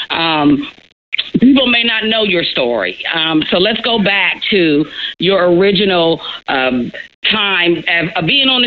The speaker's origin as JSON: {"language": "English", "region": "Midwest", "country": "United States", "said": "again, I am from the Midwest."}